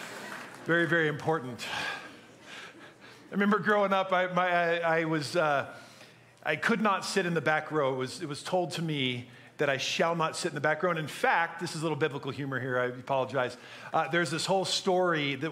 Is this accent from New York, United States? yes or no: no; Minnesota, United States; moved away; also born or lived in Chicago, Illinois; I'm from Minnesota. I spent a lot of years in Minnesota, a lot of years in Chicago.